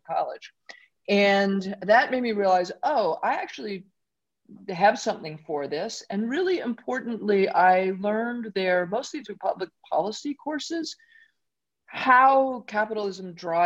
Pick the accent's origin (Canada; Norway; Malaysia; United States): United States; New York City, New York; I grew up in Brooklyn